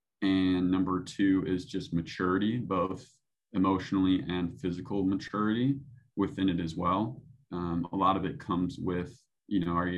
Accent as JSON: {"language": "English", "region": "Midwest", "country": "United States", "tie": "born or raised there", "said": "You know, growing up in the Midwest, it's very blue collar and, you know, putting the work in. And that's kind of the way I grew up"}